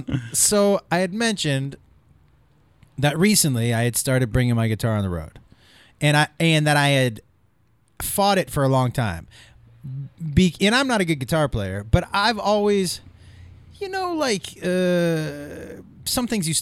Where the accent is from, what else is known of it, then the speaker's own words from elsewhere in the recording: East Coast, United States; I grew up on the East Coast.